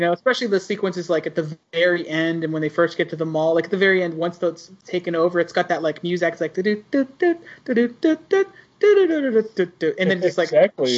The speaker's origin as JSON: {"language": "English", "town": "Pittsburgh", "region": "Pennsylvania", "country": "United States", "tie": "born or raised there", "said": "it's also from where I'm from."}